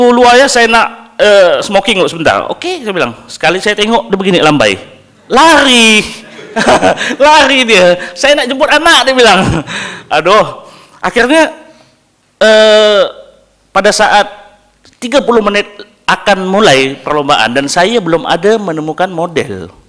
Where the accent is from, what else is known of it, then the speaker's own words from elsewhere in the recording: Indonesia; saya dari Indon saya nak ikut barber battle Asia